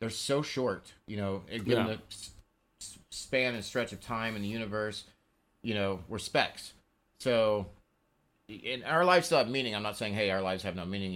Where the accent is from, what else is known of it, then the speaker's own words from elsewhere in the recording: Oklahoma, United States; now in Washington, United States; I grew up in Oklahoma